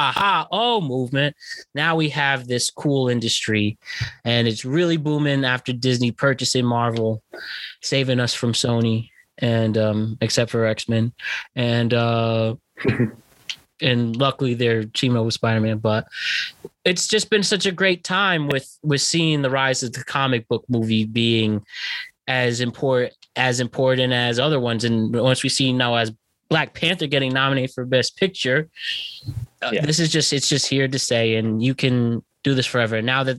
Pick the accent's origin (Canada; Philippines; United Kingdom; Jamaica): United Kingdom; I'm a British person.